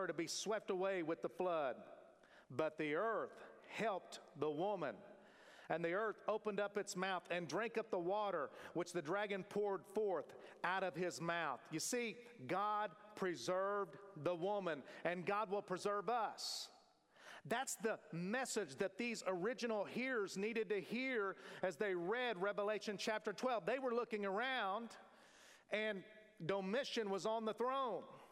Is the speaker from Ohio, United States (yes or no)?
no; Oklahoma, United States; moved away; my home state